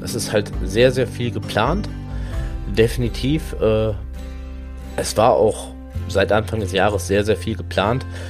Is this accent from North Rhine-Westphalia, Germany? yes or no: yes; Hagen, North Rhine-Westphalia, Germany; Ich komme halt hier auch aus der Gegend, Hagen und Umgebung